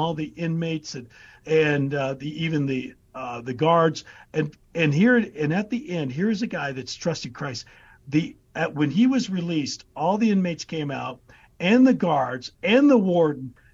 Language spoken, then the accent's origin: English; United States; who am I as an American?